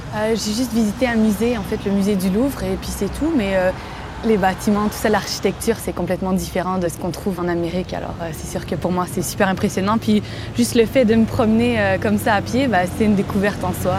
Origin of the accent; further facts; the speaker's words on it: Quebec, Canada; j'ai 26 ans, je viens du Québec